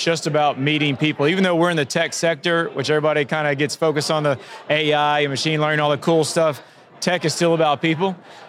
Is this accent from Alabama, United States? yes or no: no; New Orleans, Louisiana, United States; moved away; being born in New Orleans and having roots down in South Louisiana